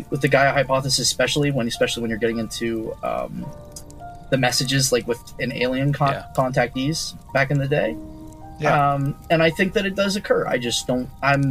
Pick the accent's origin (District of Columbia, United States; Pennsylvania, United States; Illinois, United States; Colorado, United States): Pennsylvania, United States; Sunbury; I grew up in Sunbury, Pennsylvania